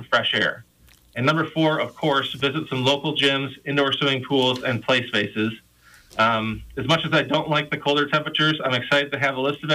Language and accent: English; Michigan, United States; now in Iowa, United States; I grew up in Michigan on the coast of Lake Michigan